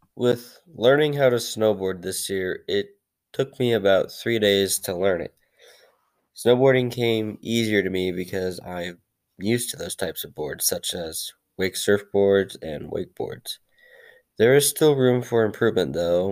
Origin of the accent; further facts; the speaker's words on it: Whitefish, Montana, United States; I was born in Whitefish, Montana on August 12, 2003.